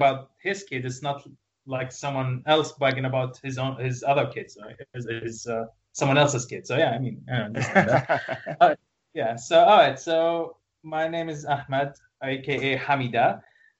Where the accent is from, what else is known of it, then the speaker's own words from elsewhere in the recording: Iraq; now in Kuwait; I am originally from Iraq, yeah. And actually, our family moved here a long, long, long time ago when things were bad over there.